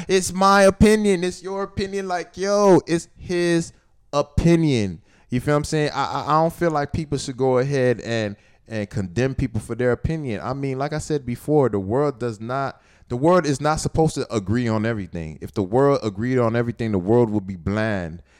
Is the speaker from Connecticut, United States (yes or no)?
no; Miami, Florida, United States; I'm from Miami